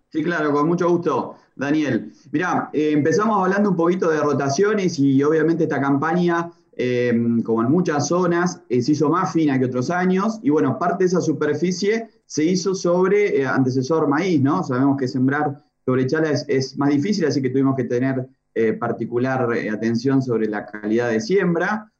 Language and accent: Spanish; Los Toldos, Buenos Aires, Argentina; mi pueblo